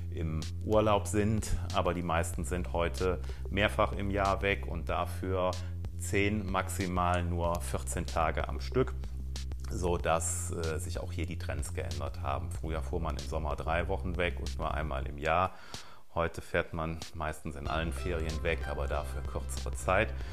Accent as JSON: {"language": "German", "region": "North Rhine-Westphalia", "country": "Germany", "said": "wenn im Rheinland, im Kölner Raum, wo ich herkomme, äh, Karneval rum ist"}